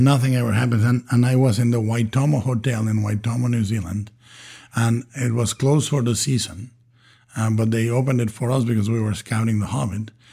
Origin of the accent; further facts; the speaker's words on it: Guadalajara, Jalisco, Mexico; English is a second language; moved away; I was born and raised in Guadalajara, Mexico